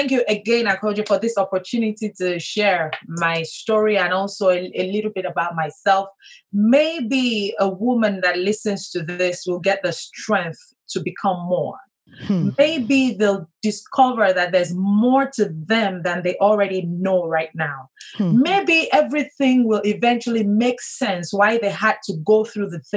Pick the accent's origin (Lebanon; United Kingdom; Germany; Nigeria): Nigeria; southwestern Nigeria; Born and raised in Nigeria to academic parents.